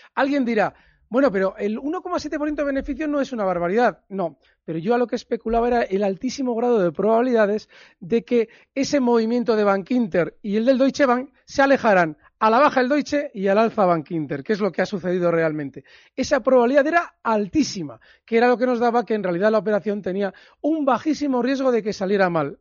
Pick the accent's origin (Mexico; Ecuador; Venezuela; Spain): Spain; Bilbao, Basque Country; hayas estado por mi tierra